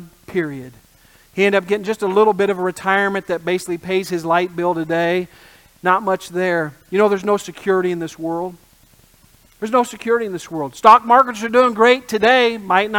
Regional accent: Indiana, United States; I grew up in the Midwest in Indiana

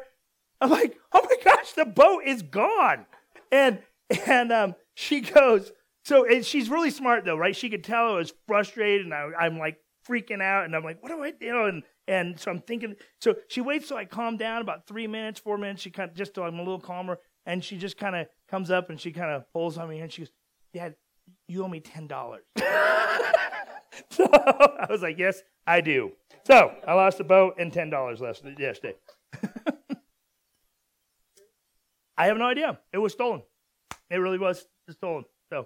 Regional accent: Southern California, United States; moved away; also born or lived in Utah; we're from Southern California

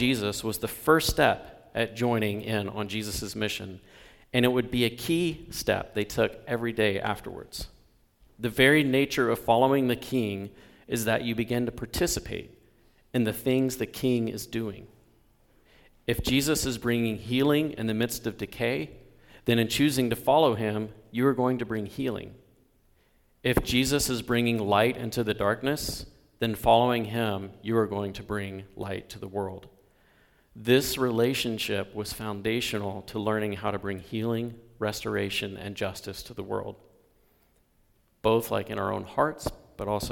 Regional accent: the South, United States; moved away; also born or lived in Bellingham; Where I grew up in the South, it was about being a good Southern gentleman.

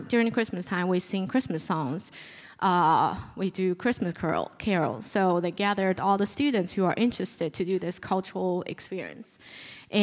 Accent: China; moved away as an adult; also born or lived in Memphis, United States; now in United States; I came here for school because I'm originally from China

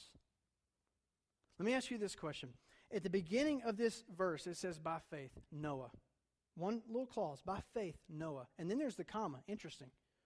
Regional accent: Durham, North Carolina, United States; moved away; I'm from Durham, my family is.

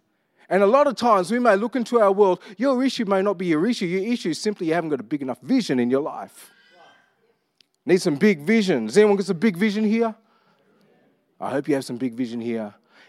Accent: Armidale, New South Wales, Australia; because I grew up with the influences of my cousins, I grew up in Armidale, but really loved R&B.

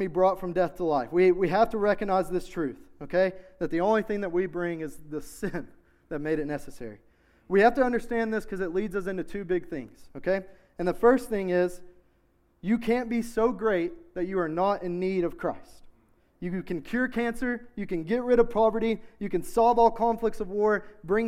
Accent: Knoxville, Tennessee, United States; I grew up in South Knoxville. I'm a South Knoxville boy

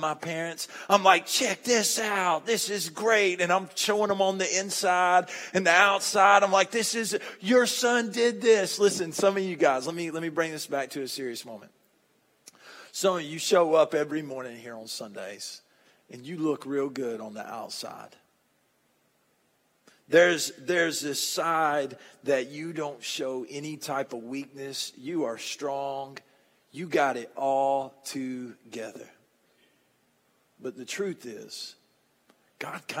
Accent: Monticello, United States; I'm from Monticello

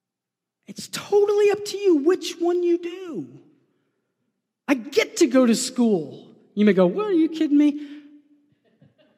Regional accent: New York, United States; I'm a New Yorker

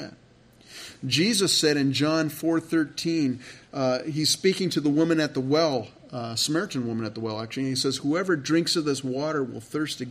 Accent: California, United States; moved away; I grew up in California

